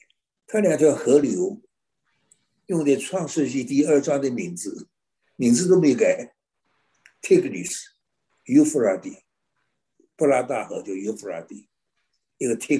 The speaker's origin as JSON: {"language": "Chinese", "country": "China", "said": "我想着真是赶不上我们中国人聪明。"}